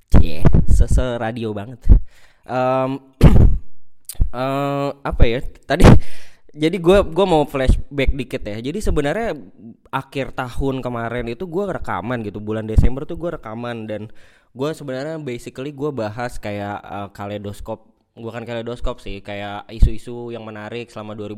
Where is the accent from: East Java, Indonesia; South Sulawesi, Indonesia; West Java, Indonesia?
West Java, Indonesia; Bekasi; ya gua nggak milih gua orang Bekasi gitu